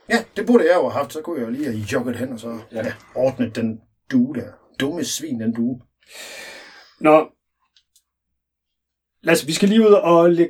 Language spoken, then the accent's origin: Danish; Vejle, Southern Denmark, Denmark; now in Copenhagen, Denmark; Jeg kommer oprindeligt fra Vejle, men har boet i København en del år, oven i købet på Østerbro.